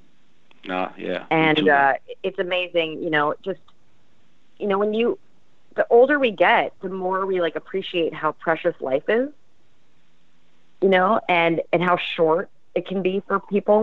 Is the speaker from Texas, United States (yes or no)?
no; the Valley, California, United States; I grew up in the Valley. I went to Montclair College Preparatory School, graduated in 93.